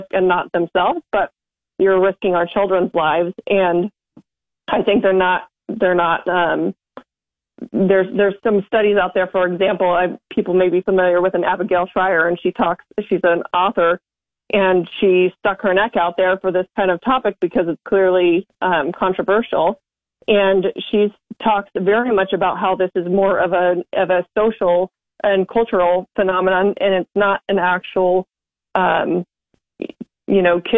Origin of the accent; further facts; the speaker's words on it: Western Nebraska, United States; now in Lincoln, United States; I'm from Western Nebraska originally, but I live in the Lincoln area today